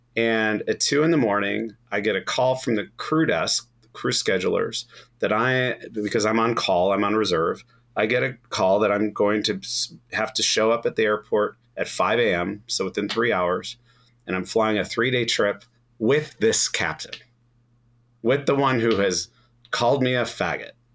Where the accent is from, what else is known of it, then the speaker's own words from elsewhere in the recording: Chicago, Illinois, United States; Growing up in Chicago